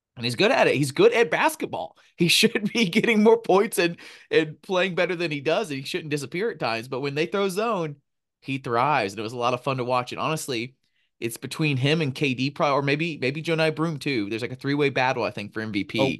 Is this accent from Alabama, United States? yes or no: yes; Montgomery, Alabama, United States; Montgomery, Alabama, my hometown, Ben's hometown